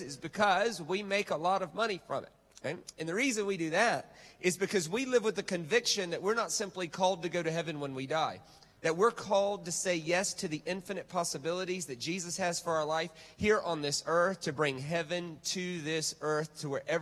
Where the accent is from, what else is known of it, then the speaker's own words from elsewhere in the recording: United States; moved away; I'm American